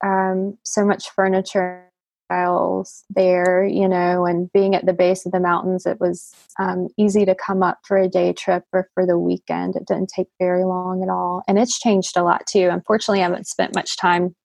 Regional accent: the Piedmont, North Carolina, United States; also born or lived in Raleigh, North Carolina / Boone, North Carolina; now in Burnsville, United States; I grew up in the Piedmont, so really not too far away.

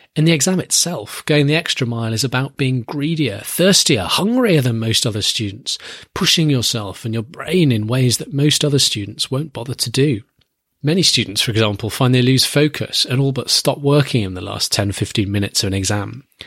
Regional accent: United Kingdom; my home country, Great Britain

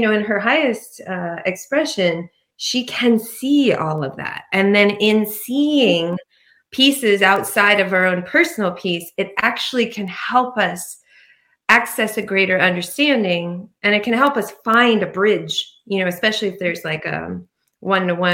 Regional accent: Ireland; I'm Irish.

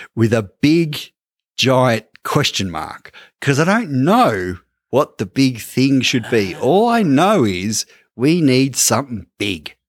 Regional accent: Ballarat, Victoria, Australia; We're from Ballarat, Larker

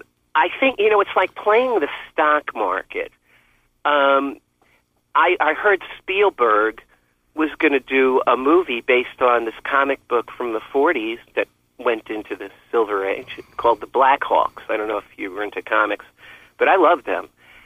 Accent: Philippines; I'm pretty happy with being a Filipino Lolo and selling records out of my house.

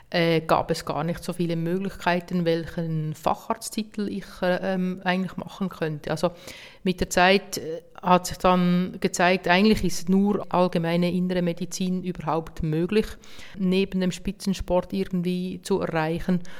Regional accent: Hergiswil, Nidwalden, Switzerland; mein Triathlon-Club in Hergiswil, wo ich herkomme, motiviert

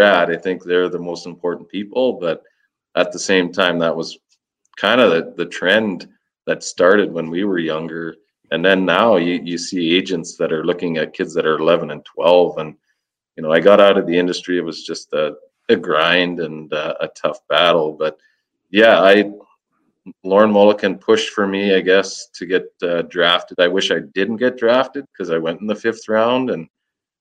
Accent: Saskatchewan, Canada; I'm from Saskatchewan

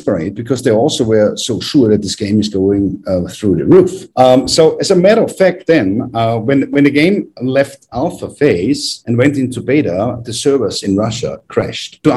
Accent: Graz, Styria, Austria; which was back in my hometown in Graz in Austria

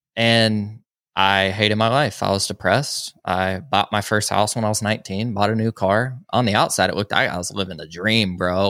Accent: Social Circle, Georgia, United States; I grew up in a little town called Social Circle, Georgia

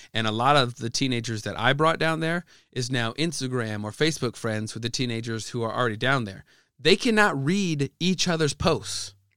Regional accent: Midwest, United States; I'm an American, who grew up in the Midwest

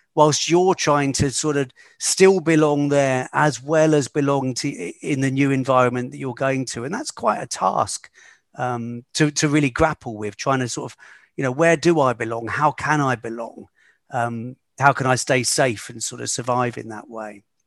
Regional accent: United Kingdom; moved away as an adult; also born or lived in London; growing up in a small town just outside of London

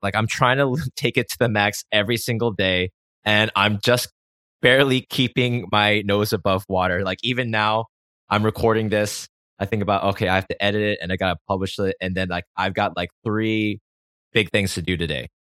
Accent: United States; I grew up in America

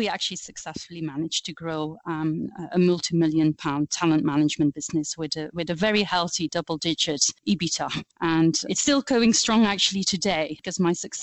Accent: Flanders, Belgium; first language Flemish; English is a second language; moved away as an adult; now in United Kingdom; you will quickly pick up on my accent. I speak Flemish. I am Belgian, but I have been living and working in the UK for almost 20 years now.

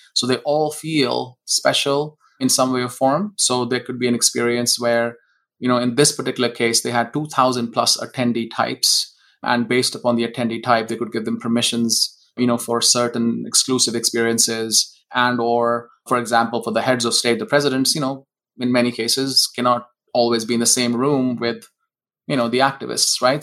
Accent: India; moved away as an adult; now in Seattle, United States; I was born in India.

